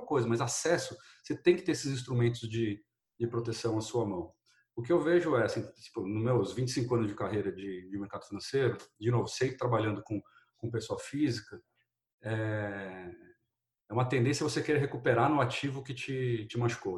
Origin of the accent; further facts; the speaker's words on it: Brazil; eu sou brasileiro, nascido criado